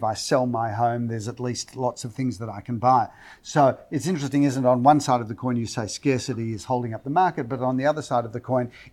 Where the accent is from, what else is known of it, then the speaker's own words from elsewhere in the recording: Australia; And you say Australia